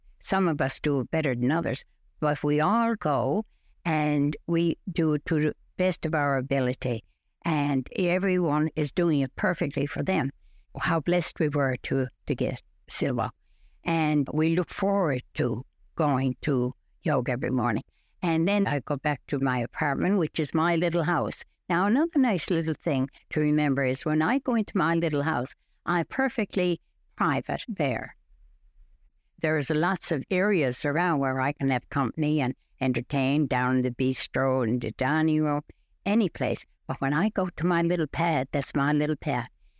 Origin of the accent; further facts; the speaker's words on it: Goulds, Newfoundland and Labrador, Canada; Yes, I'm from the Goulds, and I am 89 years old. Since I came to Littledale, it's like a whole new world.